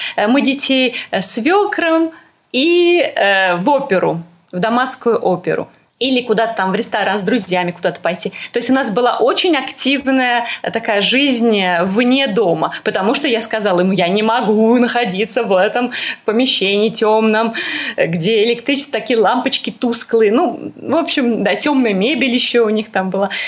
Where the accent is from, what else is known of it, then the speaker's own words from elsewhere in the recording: Moscow, Russia; moved away as an adult; also born or lived in Saint Petersburg; now in Damascus, Syria; мы переехали в Петербург, несмотря на то, что я из Москвы